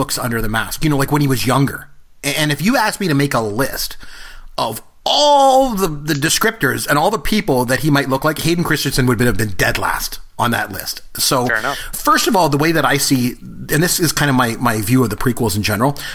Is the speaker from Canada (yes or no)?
yes; Canada; we're both Canadian